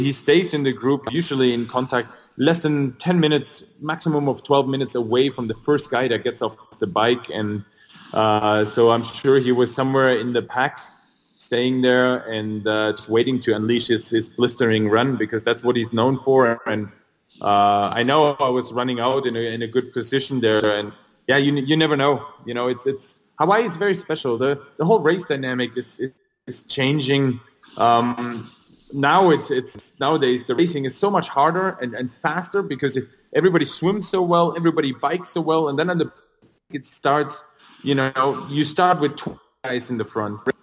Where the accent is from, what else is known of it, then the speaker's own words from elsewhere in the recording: near Stuttgart, Baden-Württemberg, Germany; also born or lived in Luxembourg; I was born in Germany near the area of Stuttgart